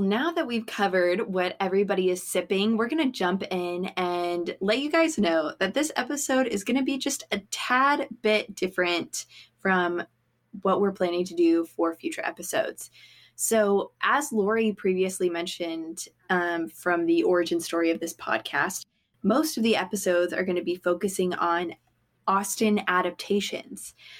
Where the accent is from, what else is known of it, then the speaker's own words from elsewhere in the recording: Georgia, United States; moved away as an adult; now in Birmingham, United States; I was born and raised in Georgia. I'm a Georgia peach